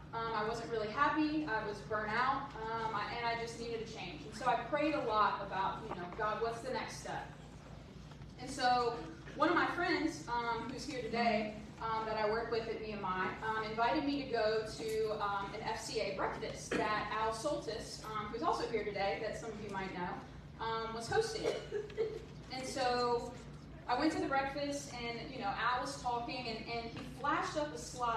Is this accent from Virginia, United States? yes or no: yes; Mill Creek, James River, Virginia, United States; moved away as an adult; now in Lexington, United States; I have been going to Mill Creek since I was born. I went to preschool at Mill Creek